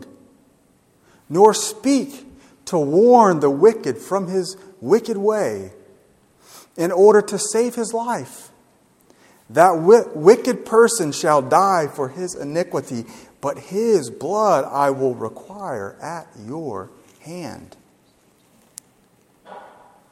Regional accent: Gulf Shores, Alabama, United States; I'm from Gulf Shores

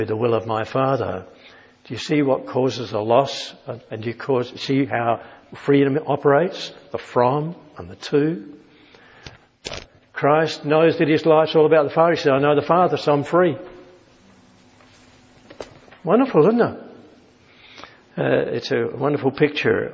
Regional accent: Australia; being Australian

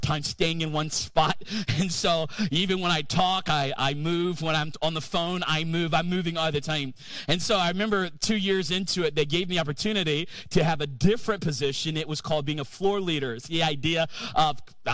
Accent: North Carolina, United States; moved away as an adult; I'm from North Carolina

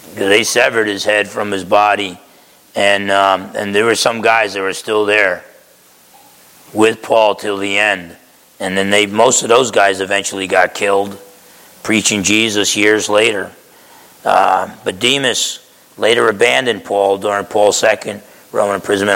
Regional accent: Essex County, New Jersey, United States; moved away; I grew up in Essex County, New Jersey.

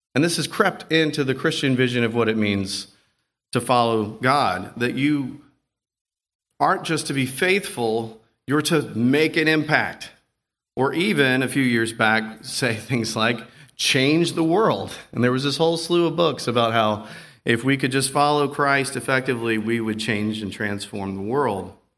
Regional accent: the South, United States; I'm from the South

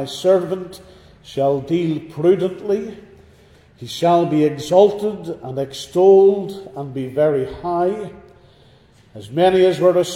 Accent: Northern Ireland, United Kingdom; Growing up in Northern Ireland

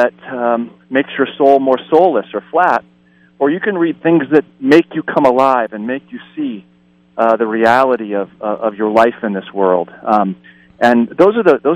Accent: Lake Winnipesaukee, New Hampshire, United States; moved away as an adult; also born or lived in New York City; now in Pasadena, United States; I grew up on Lake Winnipesaukee in New Hampshire

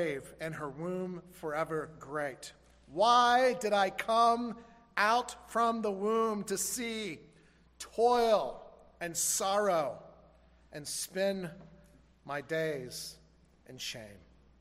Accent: Florida, United States; growing up in Florida

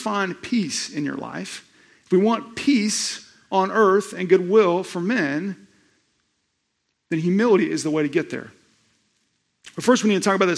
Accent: Tulsa, Oklahoma, United States; I was born in Tulsa, Oklahoma, at the Big Pink Hospital just down the road

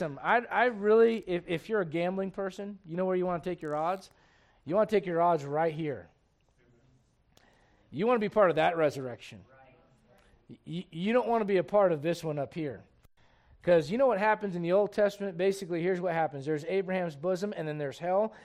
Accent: United States; I am an American, truly. My dad fought for this country

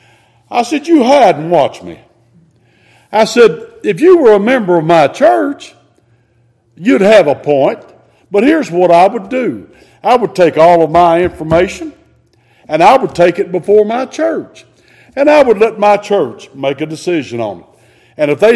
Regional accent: United States; We are American citizens.

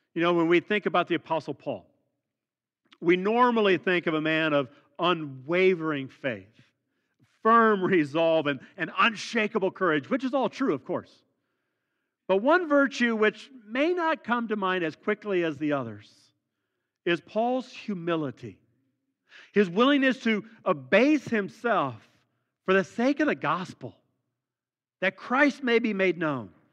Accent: Midwest, United States; those of us born and raised in the Midwest

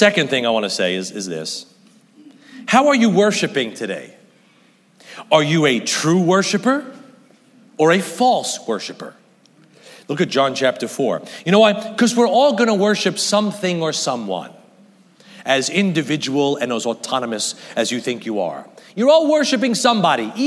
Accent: United States; I'm an American.

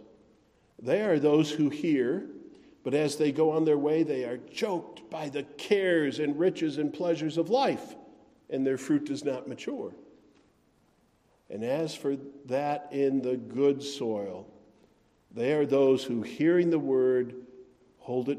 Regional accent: Wisconsin, United States; I grew up in Wisconsin

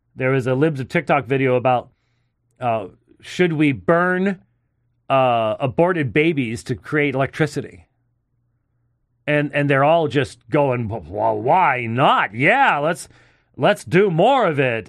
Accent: Arizona, United States; I'm from Arizona

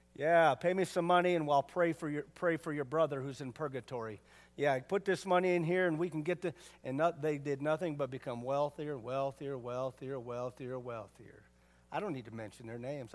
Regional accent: United States; me being American doesn't make me a real American. Living in America

